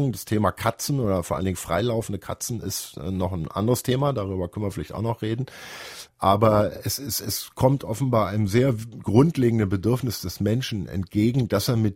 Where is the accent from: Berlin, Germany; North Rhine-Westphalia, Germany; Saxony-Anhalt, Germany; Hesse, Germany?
Berlin, Germany; Ich kann mich noch gut erinnern, in meiner Kindheit gab es in Berliner Hinterhöfen Kuhställe.